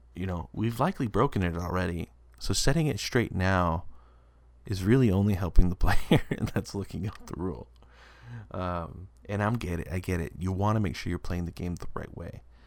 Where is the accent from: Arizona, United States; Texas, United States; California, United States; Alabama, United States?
Texas, United States; West; I'm a guy from West Texas